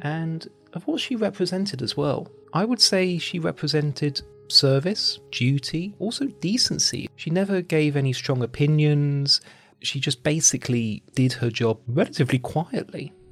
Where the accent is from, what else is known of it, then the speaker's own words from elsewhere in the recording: United Kingdom; as a British person